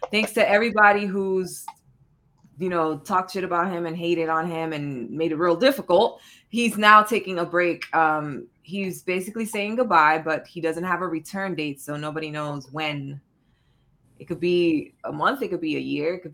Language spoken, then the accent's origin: English; New York, United States; Oh, I'm not from Jersey. I'm New York.